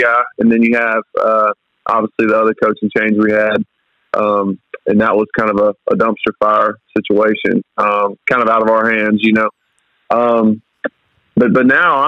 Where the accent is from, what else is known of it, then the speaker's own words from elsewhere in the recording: South Mississippi, United States; I grew up in South Mississippi